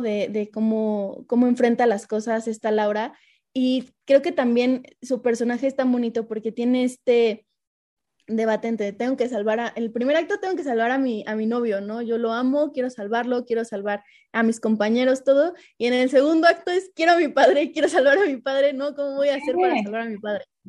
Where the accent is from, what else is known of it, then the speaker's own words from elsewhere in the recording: Mexico; nosotros como mexicanos